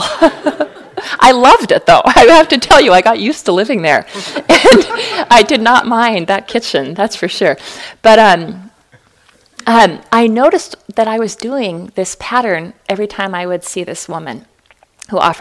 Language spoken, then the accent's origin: English; Fargo, North Dakota, United States; growing up in Fargo, North Dakota